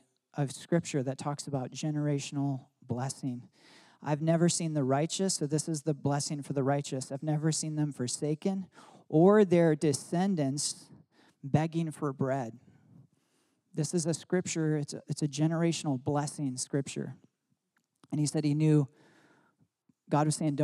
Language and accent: English; Michigan, United States; I grew up in Michigan